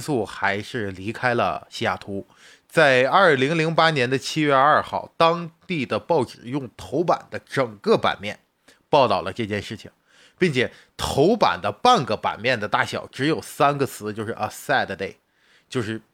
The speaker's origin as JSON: {"language": "Chinese", "country": "China", "said": "作为一个远在大洋彼岸的，我们作为中国人"}